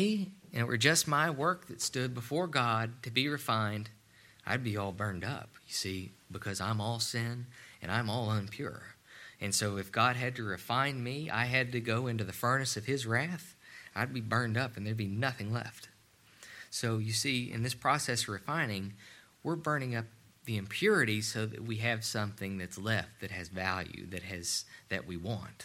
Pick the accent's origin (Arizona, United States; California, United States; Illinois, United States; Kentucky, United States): Kentucky, United States; Ashland; I grew up in a steel town. I grew up in Ashland, Kentucky.